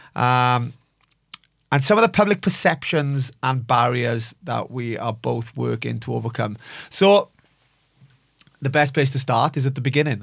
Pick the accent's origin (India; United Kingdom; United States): United Kingdom; Bridgend, Wales; born and raised in Bridgend